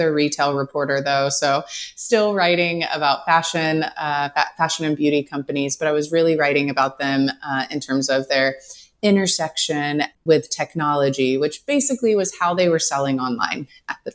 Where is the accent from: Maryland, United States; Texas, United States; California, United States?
Texas, United States; East; I came from a smaller town in East Texas, but it is the biggest town in East Texas